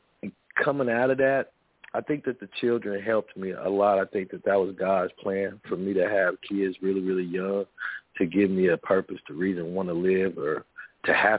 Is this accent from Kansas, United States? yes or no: yes; Topeka, Kansas, United States; that's where I'm from Central Topeka, from Central United States of America, from Kansas